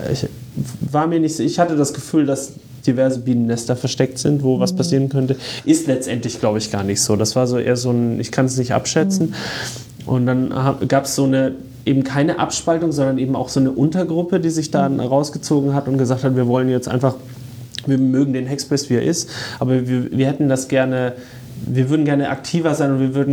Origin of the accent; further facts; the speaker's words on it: Würzburg, Bavaria, Germany; moved away as an adult; also born or lived in Dortmund; ich bin ursprünglich aus Würzburg. Würzburg. Würzburg und habe dann in Dortmund studiert.